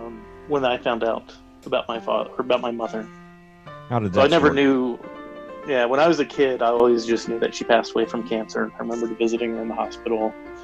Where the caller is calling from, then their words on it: Denver, Colorado, United States; I'm calling from Denver, Colorado.